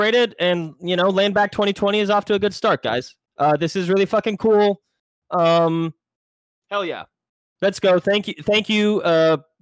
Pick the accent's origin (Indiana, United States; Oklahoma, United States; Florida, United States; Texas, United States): Oklahoma, United States; Tulsa; I grew up in Muscogee Creek Nation's reservation just off Brookside